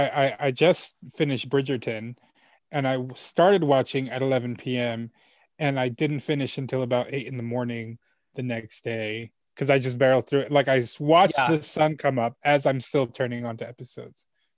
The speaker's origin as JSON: {"language": "English", "town": "Hempstead", "region": "New York", "country": "United States", "tie": "born or raised there", "also_born_or_lived": "El Salvador / Texas / Florida", "said": "I was born in El Salvador. and I came to this country when I was three. And my parents, I've always lived... I was raised rather on Long Island, mm-hmm. in Hempstead, Long Island. I've lived elsewhere for like months at a time. Like I lived in Texas for a little bit and I live in Florida for a little bit, but I've never left New York City."}